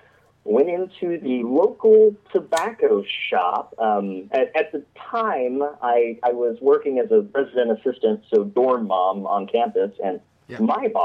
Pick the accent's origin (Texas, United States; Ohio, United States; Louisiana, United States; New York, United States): Texas, United States; Monahans; now in Beaverton, United States; I grew up in a small town called Monahans in Texas. It's in the middle of the Permian Basin, dead center of oil field country.